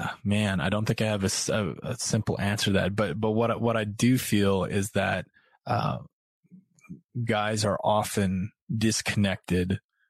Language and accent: English; Midwest, United States; now in Brooklyn, United States; I grew up in the Midwest and that's what we did. You know, we fished and we hunted.